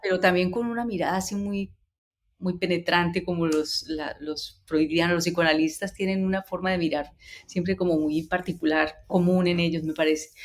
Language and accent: Spanish; Cali, Valle del Cauca, Colombia; identidad como caleña, como mujer